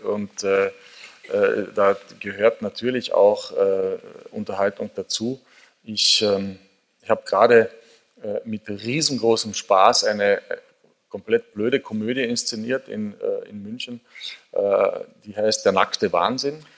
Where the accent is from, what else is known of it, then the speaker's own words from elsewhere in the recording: Carinthia, Austria; gebürtiger Kärntner